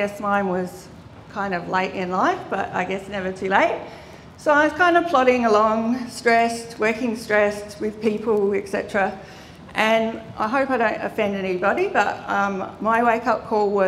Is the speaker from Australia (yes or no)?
yes; Adelaide, South Australia, Australia; I grew up in Adelaide, in the Adelaide Hills.